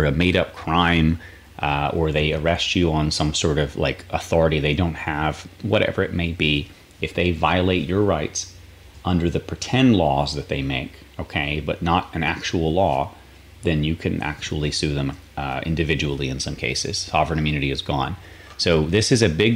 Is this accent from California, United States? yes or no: no; North Carolina, United States; now in Florida, United States; I'm from North Carolina originally